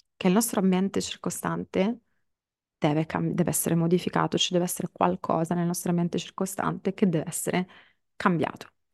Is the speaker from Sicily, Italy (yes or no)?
yes; Palermo, Sicily, Italy; moved away; mi piazzo a Palermo, in Sicilia, che è la mia città d'origine